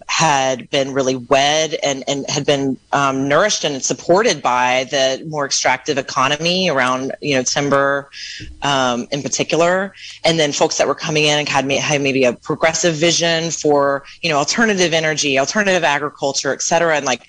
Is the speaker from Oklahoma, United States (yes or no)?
no; Mendocino, California, United States; feel like I kind of grew up in Mendocino.